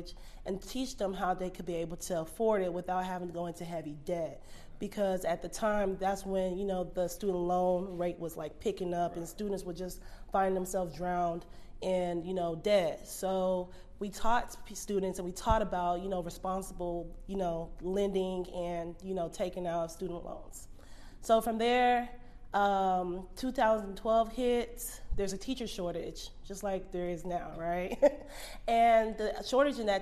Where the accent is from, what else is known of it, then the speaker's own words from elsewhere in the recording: Dallas, Texas, United States; I actually was born and raised here in Dallas, Texas. I grew up in North Dallas